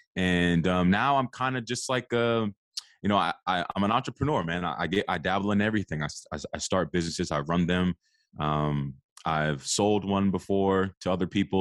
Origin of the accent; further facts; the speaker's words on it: Arlington, Virginia, United States; I'm from the Washington, D C area, a little bit outside of that. I live in Arlington, Virginia. um, which is kind of the D M V area, if you're not familiar with it. Um, I grew up here.